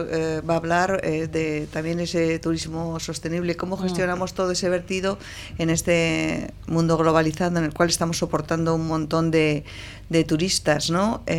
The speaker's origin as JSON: {"language": "Spanish", "town": "Portugalete", "region": "Basque Country", "country": "Spain", "tie": "born or raised there"}